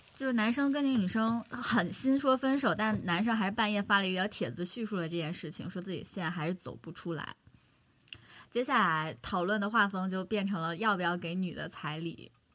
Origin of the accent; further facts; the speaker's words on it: Northeast China, China; 我是东北的，就是东北是习俗是这样的